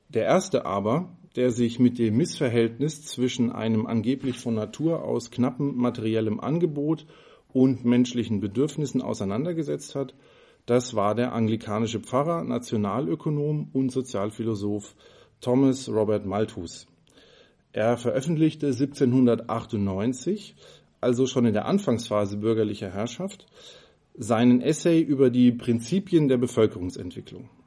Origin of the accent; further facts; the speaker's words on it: Freiburg, Baden-Württemberg, Germany; Ähm, ich komme ja aus Freiburg.